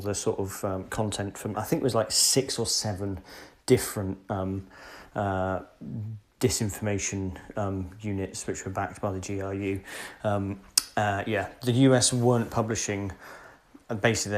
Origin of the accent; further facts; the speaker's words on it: United Kingdom; moved away; being a Brit